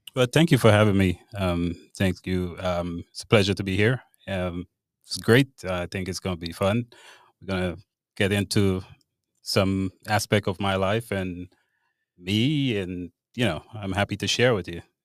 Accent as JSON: {"language": "English", "country": "Grenada", "tie": "born or raised there", "moved": "as an adult", "lives_now": "Charlottesville, United States", "said": "I grew up in Grenada, I was born and raised in Grenada"}